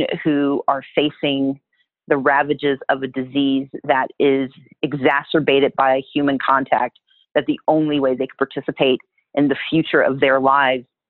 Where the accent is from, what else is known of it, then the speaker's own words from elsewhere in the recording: Wisconsin, United States; also born or lived in Mississippi; now in Georgia, United States; I was born in Wisconsin. I still have family there. My family's originally from Mississippi